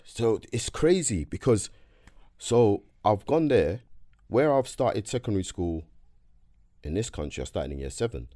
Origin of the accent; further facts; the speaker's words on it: London, United Kingdom; also born or lived in Nigeria; I was born in South, raised in South